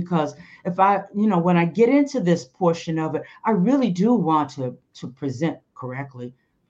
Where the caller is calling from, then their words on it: California, United States; Southern California, right outside of LA.